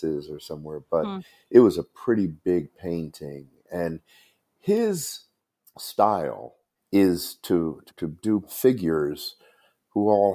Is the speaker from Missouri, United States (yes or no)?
no; Camden, New Jersey, United States; when I was growing up in Camden in South Jersey